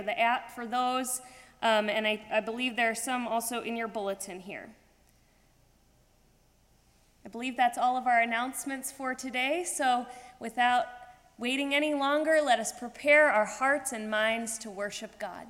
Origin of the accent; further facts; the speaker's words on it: St. Louis, Missouri, United States; my hometown, St. Louis, Missouri